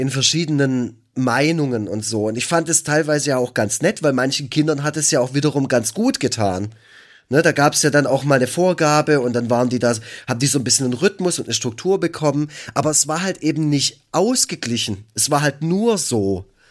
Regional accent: Black Forest, Baden-Württemberg, Germany; ich komme aus dem Schwarzwald

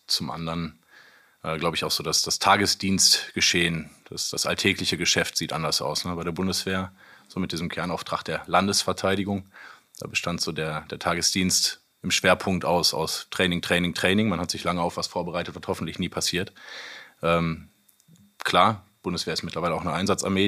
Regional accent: North Rhine-Westphalia, Germany; also born or lived in Seedorf; wohnhaft, meine Familie und ich immer in NRW

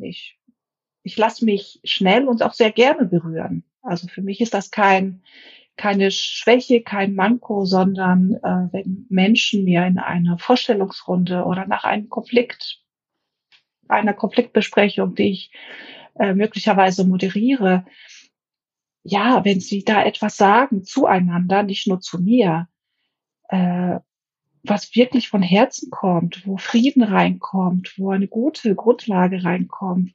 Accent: Greece; now in Germany; Ich habe viele Jahre als Griechin in Deutschland gelebt, habe auch einen griechischen Pass gehabt

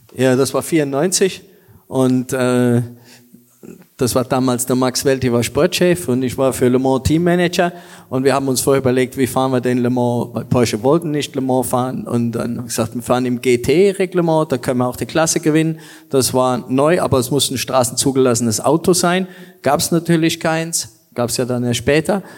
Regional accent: Germany; als Deutscher

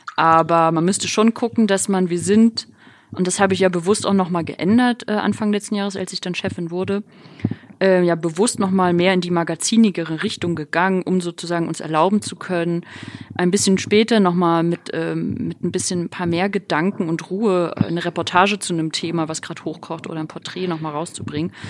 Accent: Rostock, Mecklenburg-Vorpommern, Germany; moved away; ich bin halt in Rostock aufgewachsen, war Oss, bin Ossi

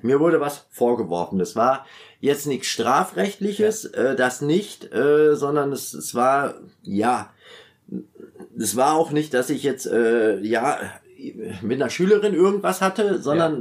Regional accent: Münster, North Rhine-Westphalia, Germany; bin in Münster aufgewachsen. Ich komme ursprünglich aus Münster in Westfalen

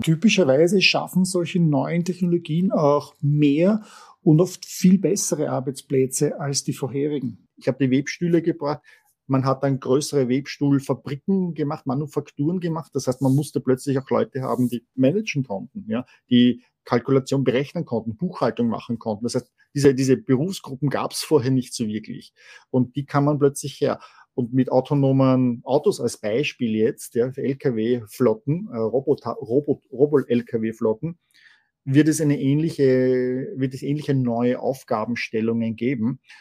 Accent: Vienna, Austria; als Wiener

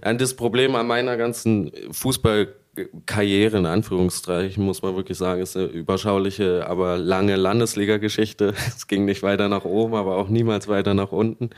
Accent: Berlin, Germany; als Berliner

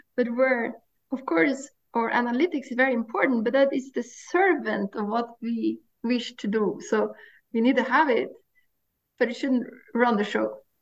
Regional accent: Norway; I grew up in Norway and I grew up on the coast of Norway

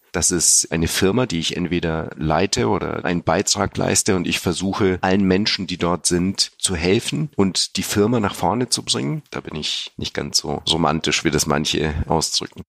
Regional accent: Germany; born or raised there; also born or lived in Sofia, Bulgaria

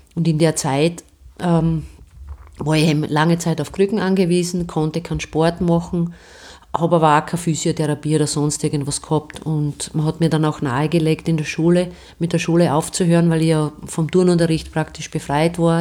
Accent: Stallhof, Styria, Austria; Ich bin in Stallhof bei Steins aufgewachsen

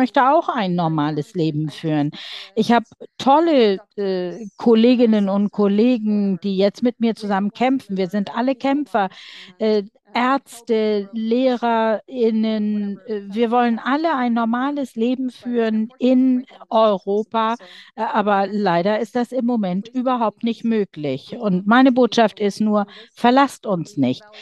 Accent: Donetsk Oblast, Ukraine; Ich komme selbst aus der Region Donetsk. Meine Heimatstadt ist besetzt

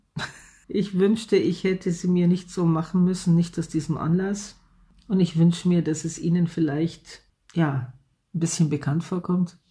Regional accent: Germany; hier bei uns in Deutschland

